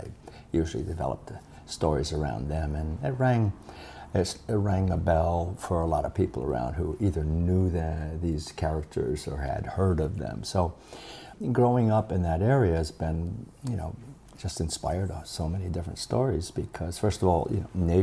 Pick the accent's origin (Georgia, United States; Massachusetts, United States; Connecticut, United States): Massachusetts, United States; Turners Falls; also born or lived in Paris, France; I was born and raised here in Turner's Falls